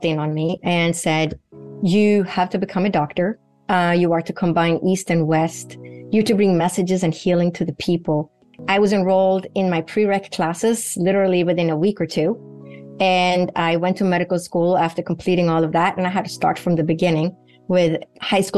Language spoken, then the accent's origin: English; Sweden; moved away; Sweden, where I grew up in Northern Europe